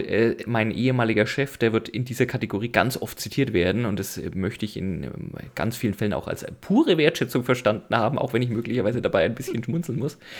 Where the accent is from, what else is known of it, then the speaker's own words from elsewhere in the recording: near Nuremberg, Bavaria, Germany; ich komme aus der Nähe von Nürnberg